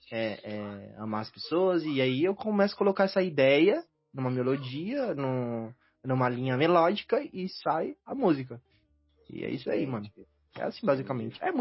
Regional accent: Northeast Region, Brazil; Eu sou do Nordeste, ele é do Sul.

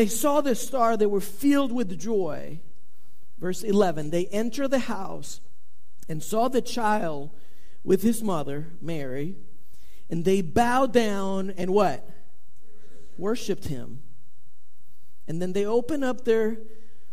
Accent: Venezuela; moved away; I was born in South America. I was born in Venezuela.

